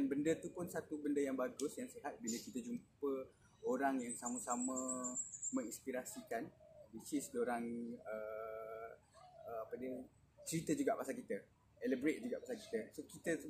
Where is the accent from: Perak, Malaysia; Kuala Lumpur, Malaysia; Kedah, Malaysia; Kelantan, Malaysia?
Kelantan, Malaysia; moved away as an adult; now in Johor, Malaysia; saya lahir dan membesar di Kelantan dan lepas tu terus sambung belajar degree saya di UTM Skudai.